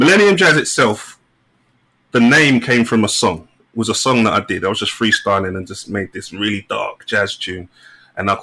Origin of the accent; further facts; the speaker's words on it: London, United Kingdom; I'm from Hackney originally, from like North One near Dalston and Kingsland Road